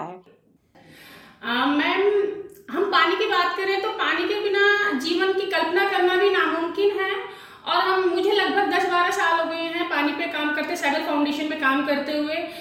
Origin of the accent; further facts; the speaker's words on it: Faridabad, Haryana, India; moved away as an adult; now in Mewat, India; मैं फरीदाबाद की रहने वाली हूँ मेरी शादी मेवात में कर दी गई